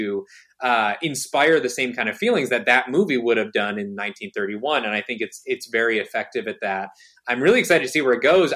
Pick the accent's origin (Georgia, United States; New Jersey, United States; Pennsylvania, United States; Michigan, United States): Michigan, United States; born or raised there; now in New York, United States